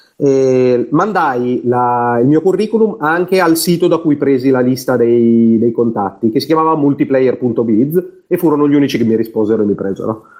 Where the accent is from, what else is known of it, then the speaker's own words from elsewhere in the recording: Vignola, Emilia-Romagna, Italy; also born or lived in Bologna; Io sono di Vignola, che è un paesino